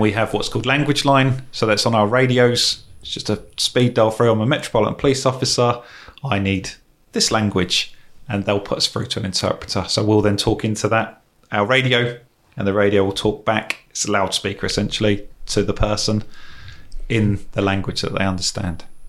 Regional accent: England, United Kingdom; As an English person

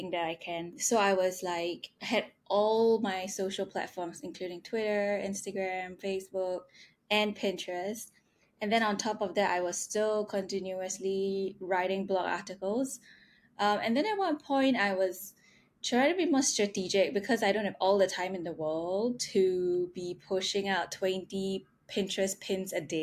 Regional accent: Singapore; moved away; I'm from Singapore

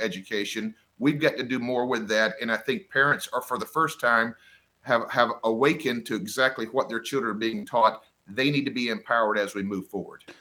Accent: Florida Panhandle, United States; moved away as an adult; now in Winston-Salem, United States; I grew up in the Panhandle of Florida, or what they call as the Redneck Riviera

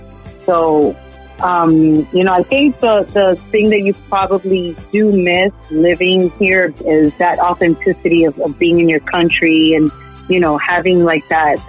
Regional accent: Miami, Florida, United States; also born or lived in Medellin, Colombia; I was born in Miami, Jackson Memorial.

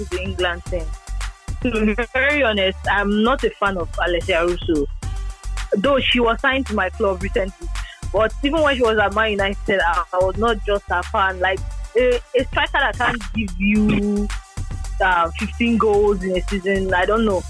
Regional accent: Nigeria; As a Nigerian

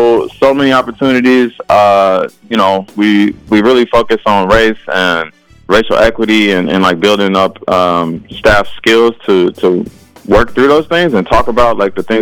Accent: Chicago, Illinois, United States; moved away as an adult; now in Saint Paul, United States; Originally I'm from Chicago and, you know, my experience growing up and going to school was very different

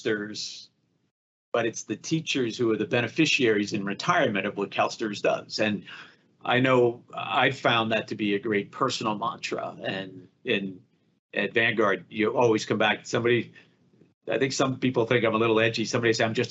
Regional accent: Boston, Massachusetts, United States; I grew up in Boston

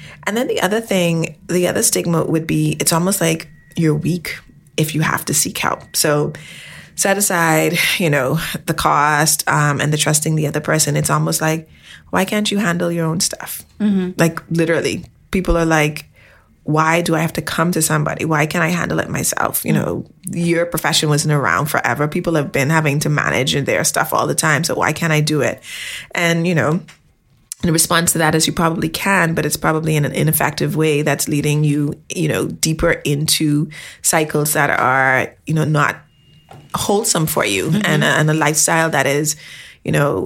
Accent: Bahamas; I'm from the Bahamas, and our population is primarily people of color

